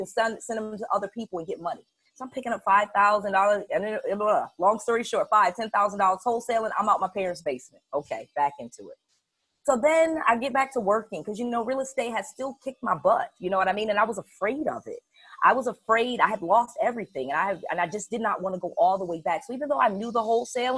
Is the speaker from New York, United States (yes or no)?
no; Connecticut, United States; moved away as an adult; also born or lived in Atlanta / Harrisburg, Pennsylvania; I'm born and raised in Connecticut. My parents are of Jamaican descent, so I always feel like I grew up as an immigrant